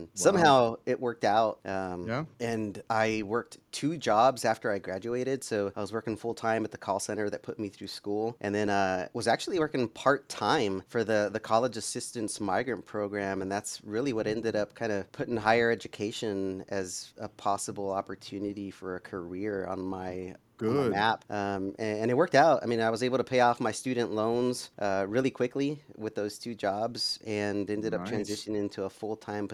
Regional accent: Idaho, United States; first language Spanish; also born or lived in Wilder, Idaho / Valley View School District, Idaho; I was born and raised in Idaho

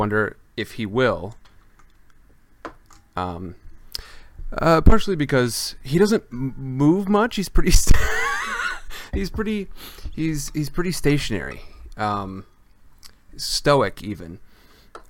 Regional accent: Midwestern United States, United States; moved away; Originally, I am from the Midwestern United States

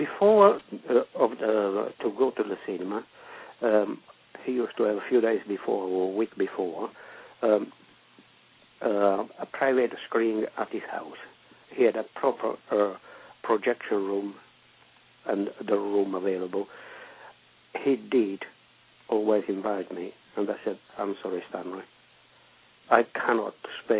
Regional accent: Italy; moved away as an adult; Well, I came from Italy to get work, and I got work here.

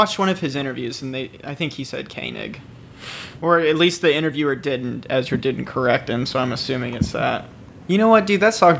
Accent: Midland, Texas, United States; I was a junior at Midland High

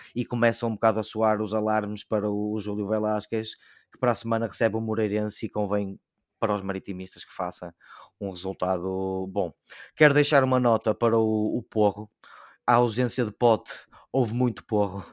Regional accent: Braga, Norte, Portugal; enquanto bracarense

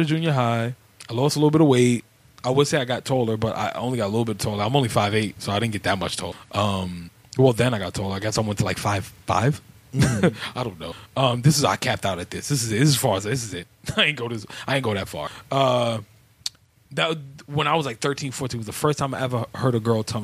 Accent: New York City, New York, United States; also born or lived in Brooklyn, New York; I grew up in East Harlem. I didn't come to Brooklyn until I was 15

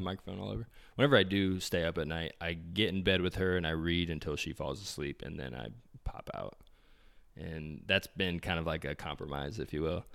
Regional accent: Indianapolis, Indiana, United States; we want all roads to come back to Indianapolis, um, just 'cause we're from here

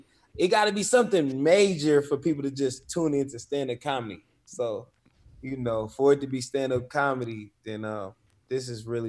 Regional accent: California, United States; So I come from the Bay Area is real big on hip hop, independence, and athletes.

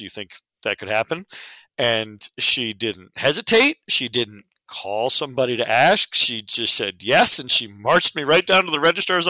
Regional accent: Westchester, New York, United States; moved away as an adult; now in Lehigh Valley, United States; I grew up in New York in Westchester, the suburbs just north of the city, where I was a fairly typical suburban kid. Had my angst and whatnot, as we all do. I came out here to the Valley to attend Lehigh University and run track.

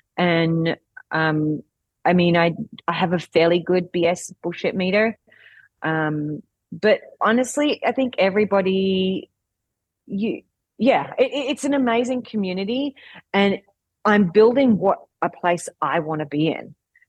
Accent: Australia; because as you can probably hear from my accent, I'm Australian.

